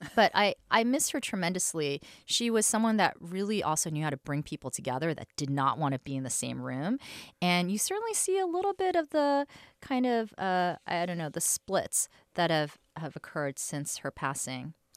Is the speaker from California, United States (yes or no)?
no; New York City, New York, United States; now in San Francisco, United States; growing up in New York City